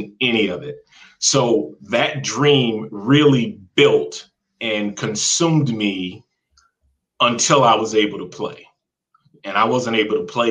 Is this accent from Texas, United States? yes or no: no; Jacksonville, Florida, United States; moved away as an adult; I grew up in Jacksonville, Florida